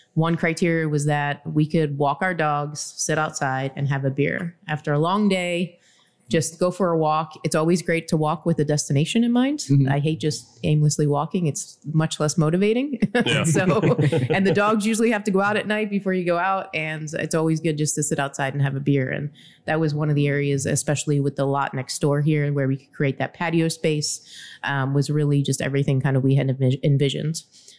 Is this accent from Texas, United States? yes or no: no; Philadelphia, Pennsylvania, United States; now in Pittsburgh, United States; I'm from Philadelphia.